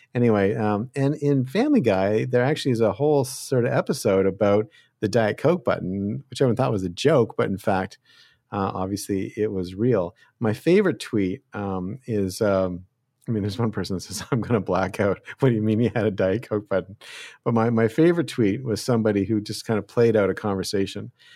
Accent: Canada; now in United States; I'm from Canada

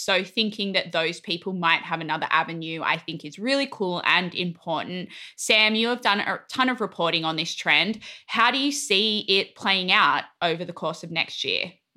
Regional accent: Australia; now in United States; as an Australian

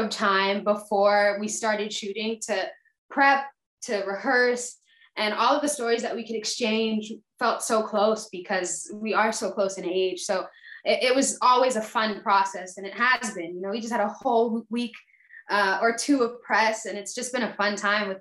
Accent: Fayetteville, Georgia, United States; also born or lived in Atlanta, Georgia; I live in Fayetteville, Georgia.

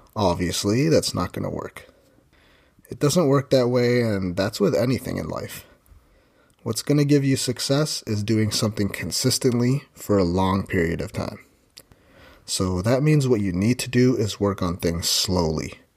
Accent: Ontario, Canada; my hometown in Ontario, Canada

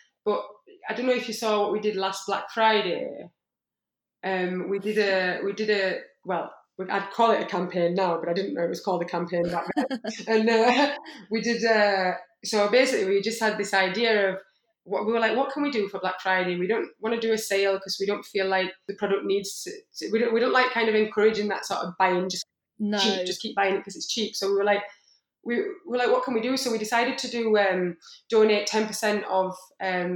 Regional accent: Yorkshire and the Humber, United Kingdom; I'm from Yorkshire

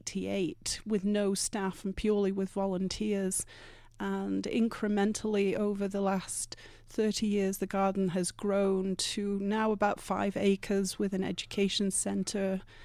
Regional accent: England, United Kingdom; moved away as an adult; now in Vail, United States; Originally, I'm from much further east. I'm from the British Isles, but I've been in Vail now for almost 30 years.

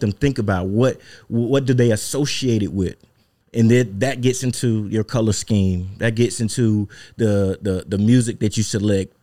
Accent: Mississippi, United States; born and raised in Mississippi.

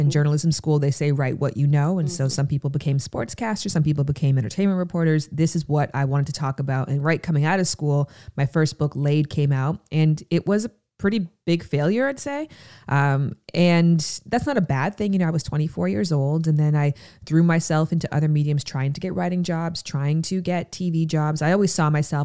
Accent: Pickering, Ontario, Canada; I'm from Pickering, Ontario, Canada. And so I went to the Pickering Library over summer

